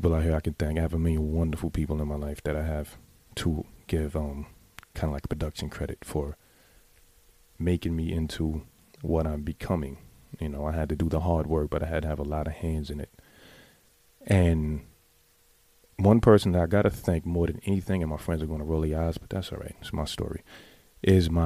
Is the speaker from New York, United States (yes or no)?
yes; New York City, New York, United States; I grew up in the Bronx.